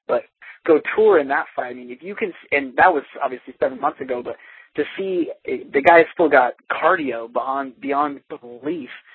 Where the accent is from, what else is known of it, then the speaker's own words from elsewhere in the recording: Denver, Colorado, United States; I'm from Denver